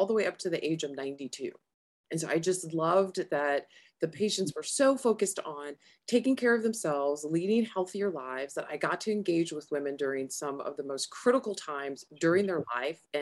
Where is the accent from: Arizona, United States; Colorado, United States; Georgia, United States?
Arizona, United States; also born or lived in Sacramento, California; I'm from Arizona